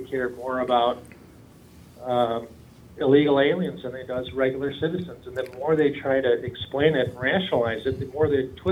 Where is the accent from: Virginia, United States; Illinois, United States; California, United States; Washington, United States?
Illinois, United States; Chicago; now in Austin, United States; I'm actually from Chicago